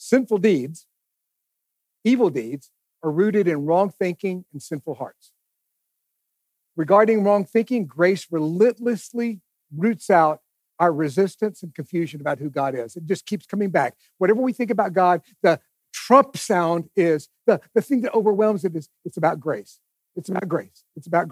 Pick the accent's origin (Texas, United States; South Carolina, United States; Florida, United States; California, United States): Texas, United States; East; I grew up in East Texas